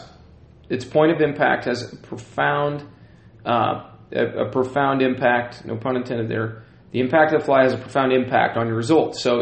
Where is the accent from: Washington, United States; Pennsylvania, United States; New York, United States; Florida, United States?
Washington, United States; South Puget Sound; I grew up in the South Puget Sound area